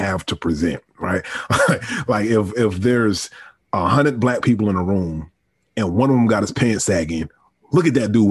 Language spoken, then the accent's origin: English; Virginia, United States; I'm from Virginia, or I was raised in Virginia.